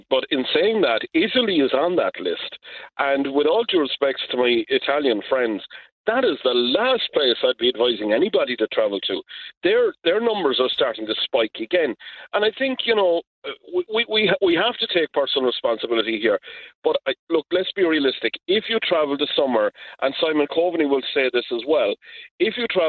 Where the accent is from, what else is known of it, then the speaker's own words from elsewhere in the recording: Ireland; We're going to get through this, because we're the Irish.